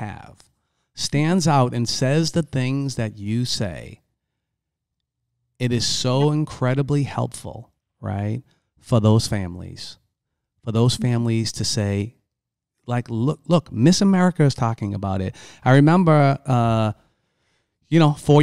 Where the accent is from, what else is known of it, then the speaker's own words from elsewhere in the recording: Boston, Massachusetts, United States; I come from Boston. I come from the inner city. I come from a very, very tough neighborhood.